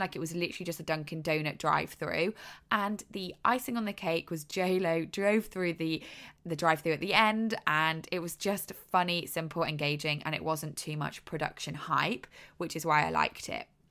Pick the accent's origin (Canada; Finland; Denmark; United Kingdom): United Kingdom; moved away as an adult; now in United States; I am British. I have not lived in America for many, many years now, maybe six or seven years